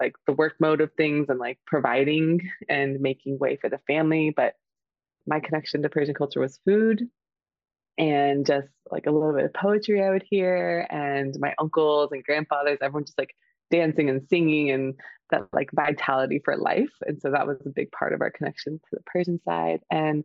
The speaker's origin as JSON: {"language": "English", "town": "Houston", "region": "Texas", "country": "United States", "tie": "born or raised there", "also_born_or_lived": "Portugal", "moved": "as an adult", "lives_now": "Austin, United States", "said": "I'm calling in from Houston, Texas, in my partner's house, and in a transition moving from Austin and about to go on a trip next week. And so I'm back in my hometown for the week"}